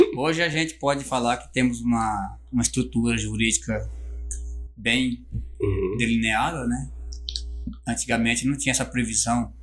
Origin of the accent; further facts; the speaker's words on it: São Félix do Araguaia, Mato Grosso, Brazil; also born or lived in Barra do Garças; now in Confresa, Brazil; Sou natural de São Félix do Araguaia